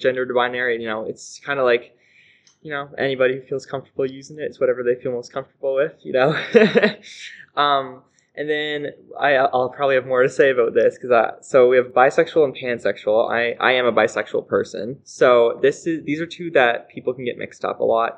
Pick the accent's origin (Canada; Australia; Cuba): Canada; North Rustico, Prince Edward Island; I am a resident of North Rustico and PEI